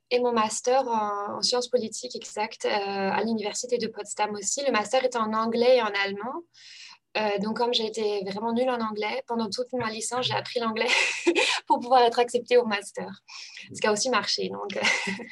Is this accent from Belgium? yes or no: no; Normandy, France; moved away; also born or lived in Germany; c'était ma première langue en fait au collège euh, parce que euh, bah, j'habitais en Normandie